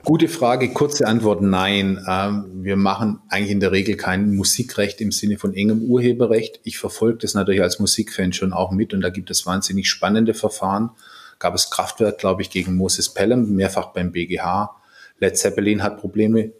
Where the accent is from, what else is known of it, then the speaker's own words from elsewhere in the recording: Swabia, Germany; moved away; ich bin ja Schwabe